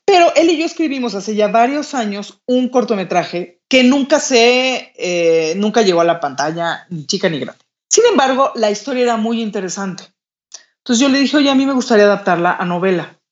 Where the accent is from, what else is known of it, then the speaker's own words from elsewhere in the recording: Mexico; con nuestra cultura, con nuestro país